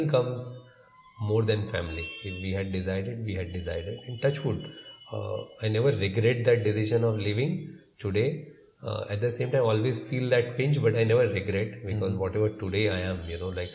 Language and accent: English; Mumbai, Maharashtra, India; we are primarily from Bombay, born and brought up here